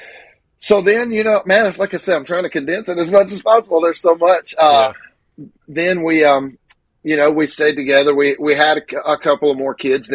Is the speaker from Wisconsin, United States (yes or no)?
no; Grenada, Mississippi, United States; I was born in Grenada, Mississippi.